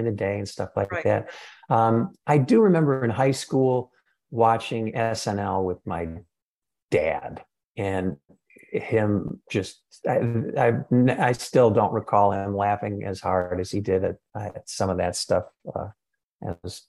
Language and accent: English; Lake Bluff, Illinois, United States; I grew up in Lake Bluff, Illinois